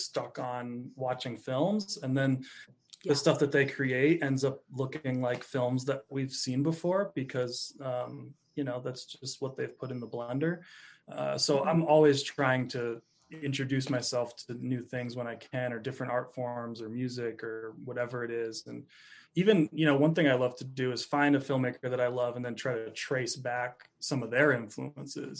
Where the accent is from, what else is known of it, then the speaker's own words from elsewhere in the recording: Rutland, Vermont, United States; moved away as an adult; also born or lived in Phoenix, Arizona; now in Joshua Tree, United States; I grew up in Vermont, a little town called Rutland, and spent my first 20 years there